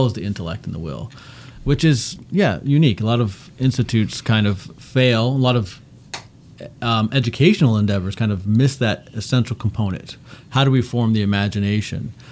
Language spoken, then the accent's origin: English; Canada; I grew up in Canada.